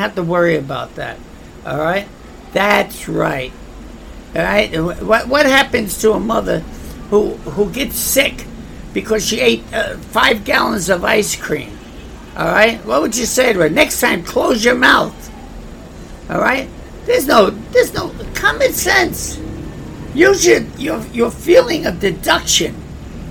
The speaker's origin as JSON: {"language": "English", "region": "New York", "country": "United States", "said": "I come from New York, I understand New York"}